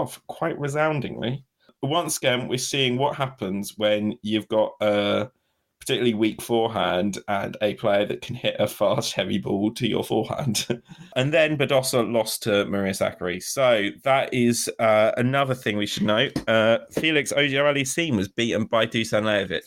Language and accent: English; United Kingdom; as a Brit